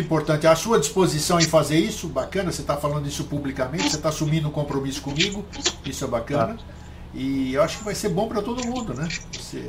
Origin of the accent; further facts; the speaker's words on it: Brazil; also born or lived in Greece; Eu nasci na Grécia, estou aqui há 63 anos no Brasil. Eu sou brasileiro, cresci aqui, meu pai é brasileiro